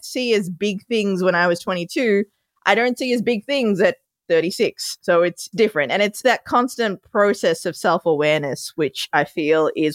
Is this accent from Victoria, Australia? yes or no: yes; Melbourne, Victoria, Australia; moved away as an adult; also born or lived in Sri Lanka; now in New York City, United States; I was born in Sri Lanka, moved to Australia when I was 2. That's where my adorable accent comes from. And now I live in New York City.